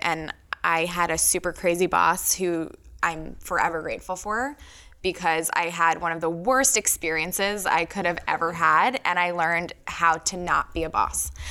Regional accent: New York, United States; now in Philadelphia, United States; I grew up in New York

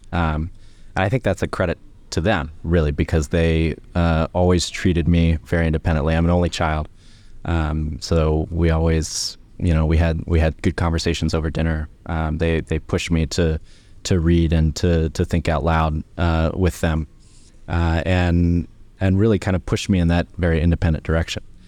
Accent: Columbus, Ohio, United States; moved away as an adult; now in United Kingdom; I'm from Ohio, originally, Columbus, Ohio

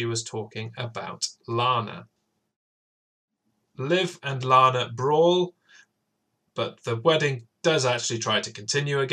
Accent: Wales, United Kingdom; I grew up in Wales, so I'm trained to roll my R's.

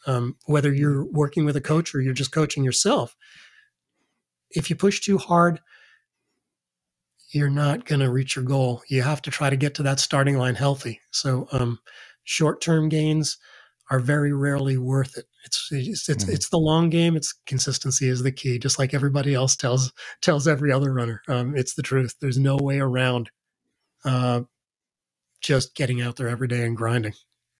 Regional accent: New York, United States; Yeah, as a kid, I grew up in New York.

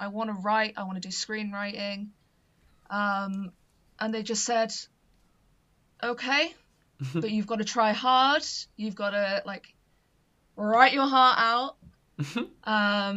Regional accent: Gloucester, South West England, United Kingdom; I'm originally from Gloucester, so it's, like, really kind of close to home

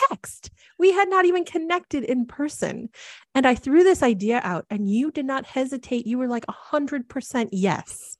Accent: Midwest, United States; moved away as an adult; now in Portland, United States; I really saw myself as a Midwesterner and thought I would be there forever

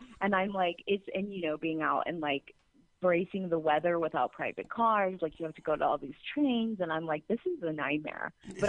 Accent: Indiana, United States; moved away as an adult; also born or lived in Los Angeles, California; Yeah, I'm from Indiana. I lived in LA the last 5 years. I just moved back here, and now I'm moving to New York in the spring.

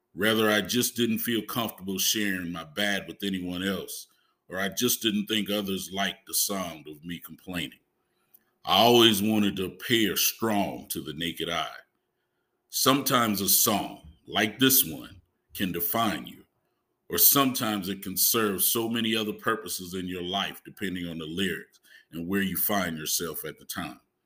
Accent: Huger, South Carolina, United States; accent: Geechee; I'm from Hughie, a small town outside of Charleston. We're described as geeky in how we speak

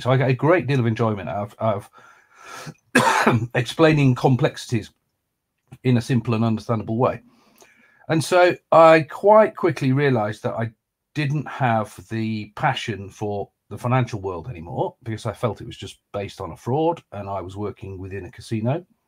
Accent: Lancaster, North West England, United Kingdom; moved away as an adult; also born or lived in London; I grew up in Lancaster

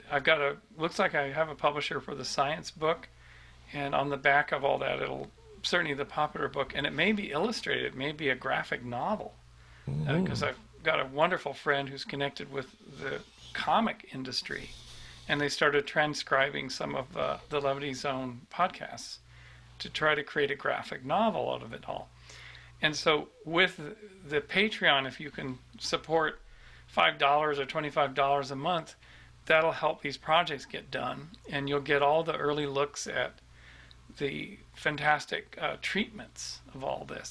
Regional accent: Vancouver, British Columbia, Canada; moved away; returning to Vancouver and Spirit Plant Medicine sometime soon, and bringing Catherine and seeing my relatives, all my hometown relatives.

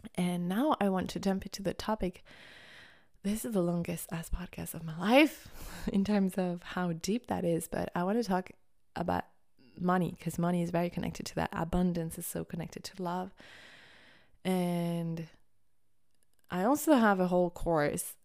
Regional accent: France; growing up in France

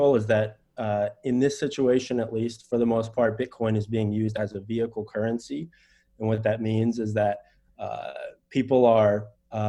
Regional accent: United States; I am an American.

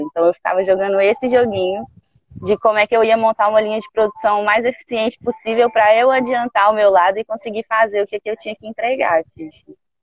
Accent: Belo Horizonte, Minas Gerais, Brazil; moved away as an adult; now in Caraíva, Brazil; eu nasci em Belo Horizonte

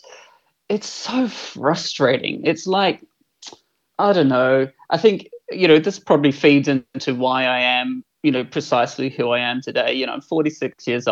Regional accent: New Zealand; moved away; I'm a Kiwi. I was born in New Zealand in the mid-70s and I grew up in a very right-wing Catholic family. And growing up as this skinny little white gay boy in small town New Zealand

